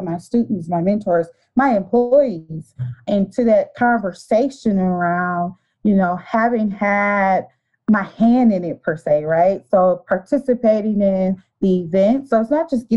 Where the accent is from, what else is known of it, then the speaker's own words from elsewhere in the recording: Detroit, Michigan, United States; I was born and raised in Detroit, Michigan. Still live here.